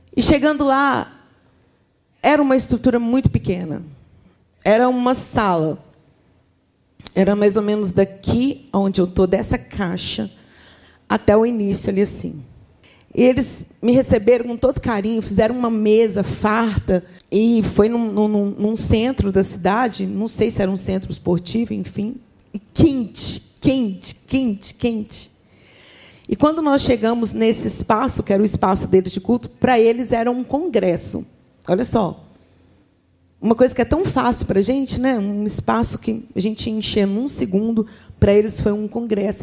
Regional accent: Minas Gerais, Brazil; como uma boa mineira

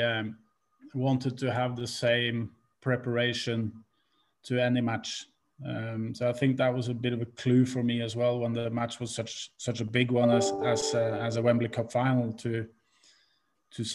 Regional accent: Norway; moved away as an adult; also born or lived in Liverpool

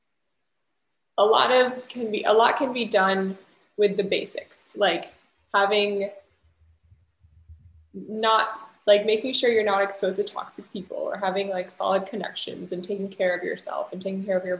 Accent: United States; being American

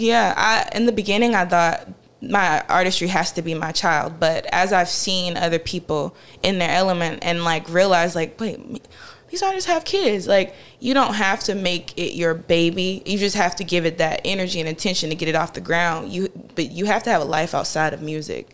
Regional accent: Farmville, North Carolina, United States; I'm from a tiny town called Farmville, North Carolina

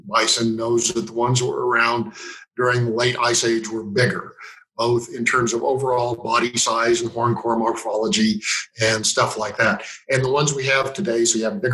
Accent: Meeteetse, Wyoming, United States; I'm originally from Meteetse, Wyoming, and currently living in Meteetse

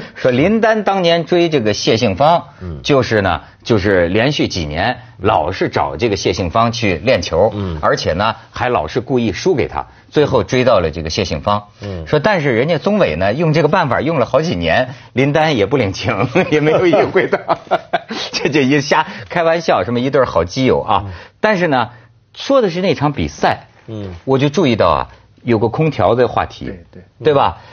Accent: Shijiazhuang, Hebei, China; moved away; also born or lived in Beijing; 我们家乡石家庄

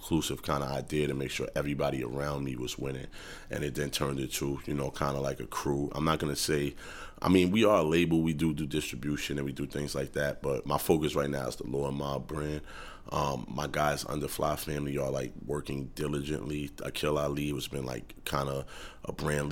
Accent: New York City, New York, United States; I'm from Harlem, New York City

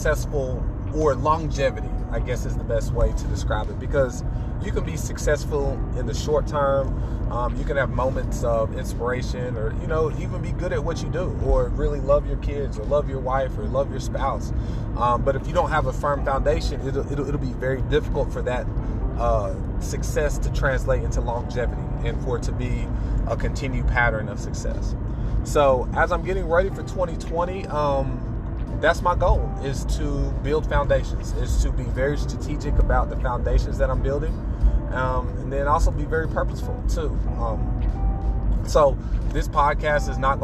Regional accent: United States; as an American

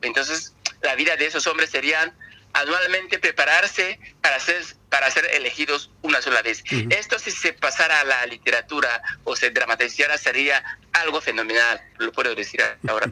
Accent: Equatorial Guinea; soy una persona africana que habiendo nacido en África, debería estar hablando en, cualquier lengua africana, pero ahora mismo estoy hablando en castellano

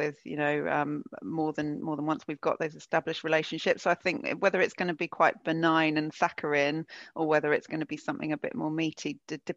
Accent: United Kingdom; I'm British

